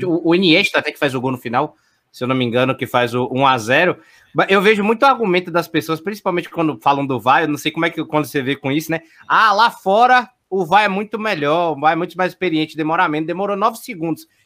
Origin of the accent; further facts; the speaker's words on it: Salvador, Bahia, Brazil; fui criado no Barradão, praticamente